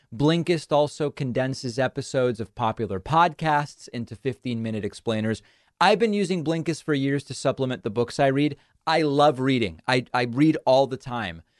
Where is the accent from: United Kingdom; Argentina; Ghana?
Argentina; I'm Jewish. I'm from Argentina.